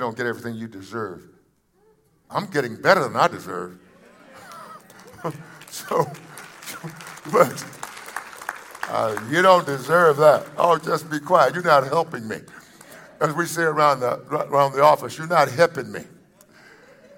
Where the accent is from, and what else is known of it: United States